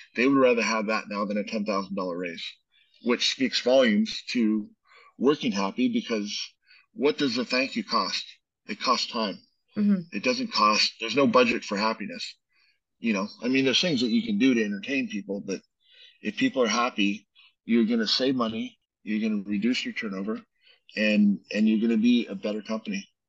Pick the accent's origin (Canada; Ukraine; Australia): Canada; now in United States; we're both Canadian